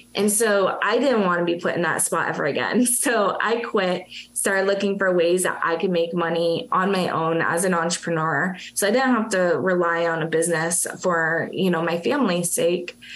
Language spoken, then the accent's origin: English; Massachusetts, United States; now in Florida, United States; I'm originally from Massachusetts. I am a masshole